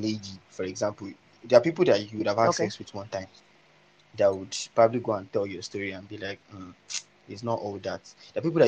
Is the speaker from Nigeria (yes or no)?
yes; Nigeria; as a Nigerian